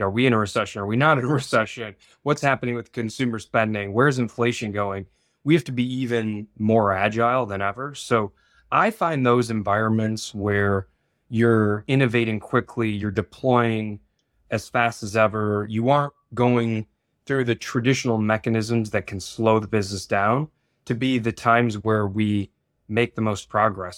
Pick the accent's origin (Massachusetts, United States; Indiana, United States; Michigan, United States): Michigan, United States; I was born and raised in Michigan as well